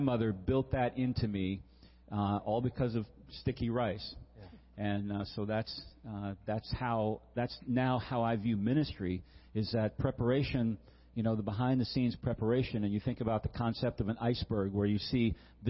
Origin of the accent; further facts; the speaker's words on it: Virginia, United States; I grew up in Virginia